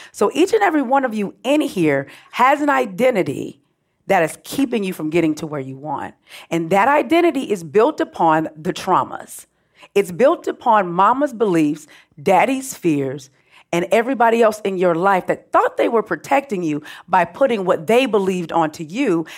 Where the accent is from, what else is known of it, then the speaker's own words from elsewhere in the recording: Oakland, California, United States; also born or lived in Richmond, California; I grew up in Oakland, Richmond, California, so I'm refined hood.